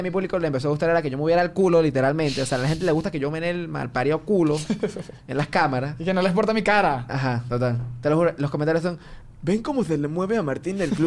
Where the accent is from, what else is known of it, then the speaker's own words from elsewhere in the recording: Barquisimeto, Lara, Venezuela; moved away as an adult; now in Caracas, Venezuela; de Barquisimeto, nosotros hacemos esos chistes a los caraqueños.